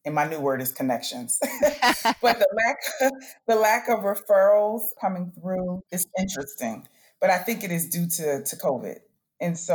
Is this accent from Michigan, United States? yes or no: no; Chester, Pennsylvania, United States; moved away as an adult; also born or lived in Virginia; now in North Carolina, United States; I'm from Chester, Pennsylvania, born and raised